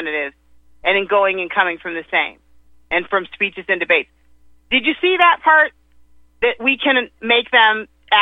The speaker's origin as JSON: {"language": "English", "area": "Cleveland area", "region": "Ohio", "country": "United States", "tie": "born or raised there", "said": "I was right there on South Woodland"}